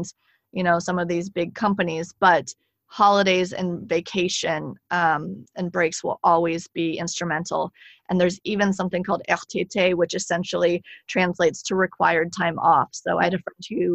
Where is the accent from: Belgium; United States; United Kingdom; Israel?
United States; moved away as an adult; now in France; as an American, I still have that like workaholic